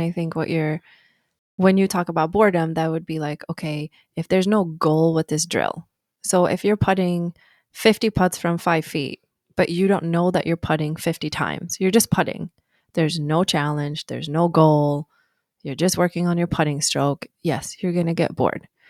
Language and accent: English; Sweden; moved away as an adult; I was born in Sweden